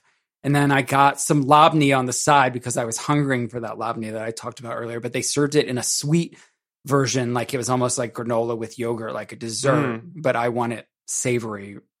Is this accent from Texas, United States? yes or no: no; Maryland, United States; moved away; also born or lived in Atlanta; I'm from Maryland